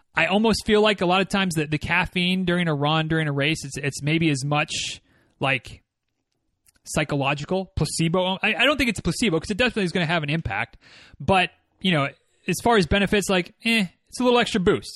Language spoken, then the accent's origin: English; Michigan, United States; moved away; the, uh, West Michigan Ragnar runs through my hometown